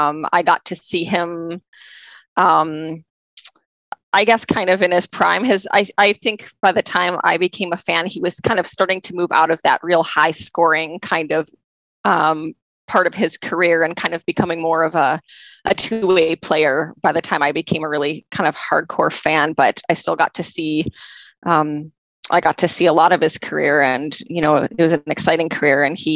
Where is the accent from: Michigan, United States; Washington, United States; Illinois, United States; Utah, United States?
Michigan, United States; just north of Detroit, Southeast; moved away as an adult; now in Edmonton, Canada; I was born and raised in Southeast Michigan, so just north of Detroit. So, you know, in the middle of hockey town.